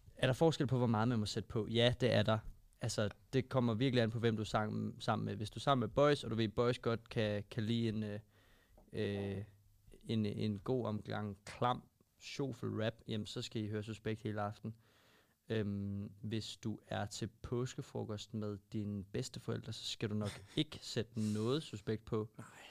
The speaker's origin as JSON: {"language": "Danish", "town": "Albertslund", "region": "Capital Region of Denmark", "country": "Denmark", "tie": "born or raised there", "said": "Mig og Magnus, vi voksede op i Albertslund"}